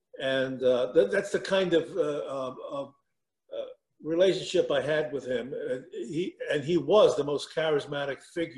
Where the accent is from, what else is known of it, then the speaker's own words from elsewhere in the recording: New York City, New York, United States; growing up in Brooklyn, I went to St. John's Prep